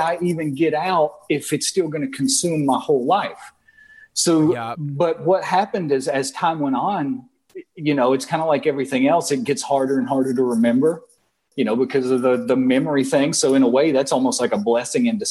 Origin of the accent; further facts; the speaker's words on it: the South, United States; now in New Orleans, United States; growing up in the South